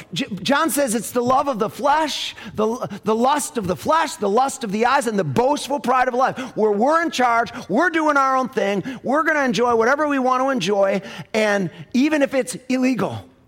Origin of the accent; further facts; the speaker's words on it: United States; I'm, I'm an American